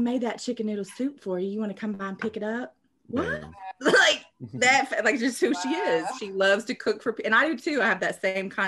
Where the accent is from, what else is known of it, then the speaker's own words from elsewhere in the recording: Lexington, Oklahoma, United States; I was born in Oklahoma City, but raised in Lexington, Oklahoma, which is a teeny tiny little small town.